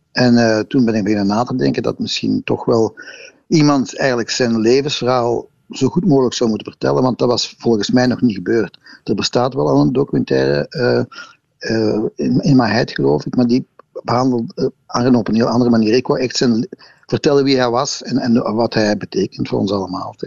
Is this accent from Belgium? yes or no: yes; Brussels, Brussels-Capital Region, Belgium; als Brusselaars